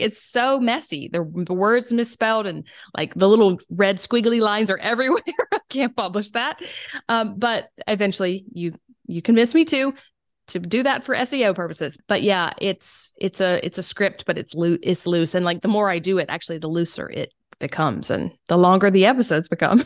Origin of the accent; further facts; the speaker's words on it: South Carolina, United States; accent: Southern; moved away; also born or lived in Germany; I am from South Carolina